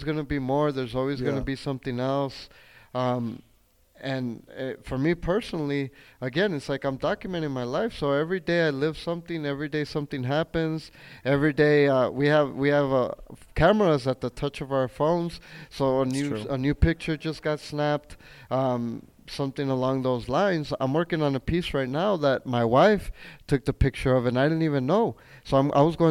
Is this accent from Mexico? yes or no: yes; Chihuahua, Mexico; now in El Paso, United States; I am from Chihuahua